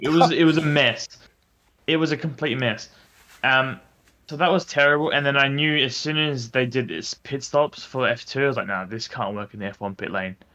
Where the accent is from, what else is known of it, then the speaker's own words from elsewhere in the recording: Adelaide, South Australia, Australia; we're from Adelaide